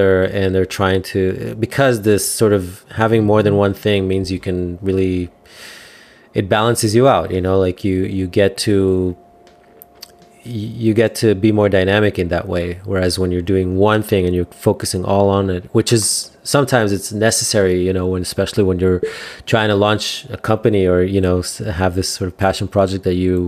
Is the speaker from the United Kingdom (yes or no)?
no; Israel; I'm from Israel